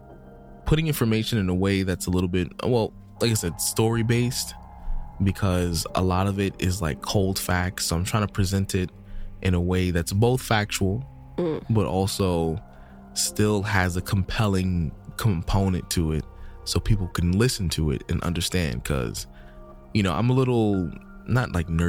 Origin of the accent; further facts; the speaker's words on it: United States; I'm just from America